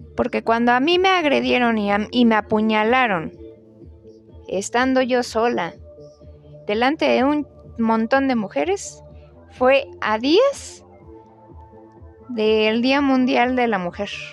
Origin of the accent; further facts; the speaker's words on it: Mexico; como buenos mexicanos